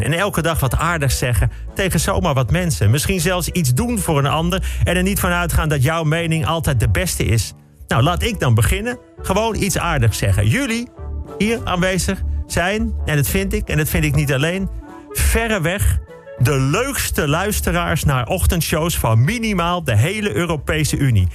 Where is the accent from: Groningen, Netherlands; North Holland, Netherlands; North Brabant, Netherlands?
North Holland, Netherlands; Bussum; Ik ben opgegroeid in Bussum, in de sloppenwijken van het Gooi